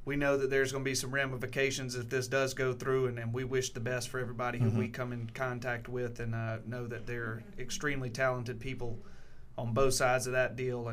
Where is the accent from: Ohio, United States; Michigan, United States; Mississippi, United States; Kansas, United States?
Mississippi, United States; Scott; I was raised right outside of Scott, Mississippi, where Delta Pine's was located at the time